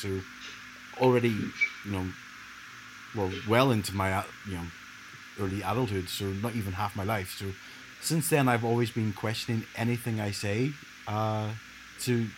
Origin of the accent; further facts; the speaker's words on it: Ireland; also born or lived in Leeds; growing up in Ireland